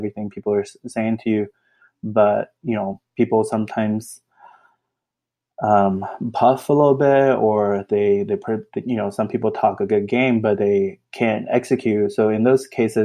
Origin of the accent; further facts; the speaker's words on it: Austin, Texas, United States; I grew up in Austin